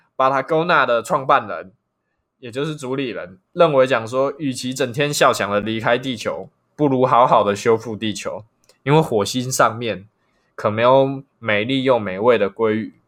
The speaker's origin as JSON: {"language": "Chinese", "country": "Taiwan", "said": "我们台湾人"}